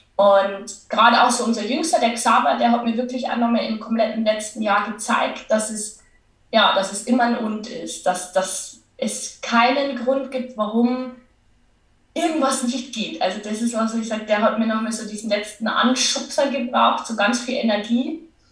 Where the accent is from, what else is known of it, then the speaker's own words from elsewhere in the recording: Lower Bavaria, Germany; accent: Bavarian; man hört es ja auch an meinem Dialekt. Ich, ich komme aus Niederbayern